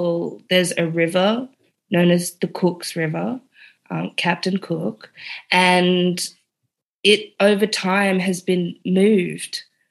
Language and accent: English; Namibia; I go from being South African to Namibian, the end of apartheid.